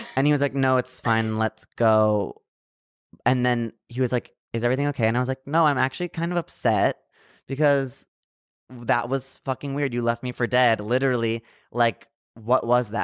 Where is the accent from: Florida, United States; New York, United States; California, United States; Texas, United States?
California, United States; San Diego